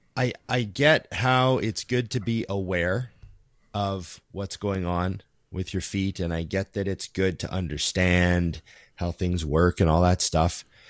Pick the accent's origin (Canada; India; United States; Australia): Canada; we're Canadian too